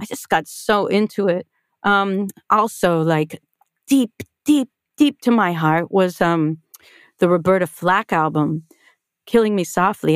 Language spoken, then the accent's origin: English; Toronto, Ontario, Canada; I grew up in a conservative Jewish family on the outskirts of Toronto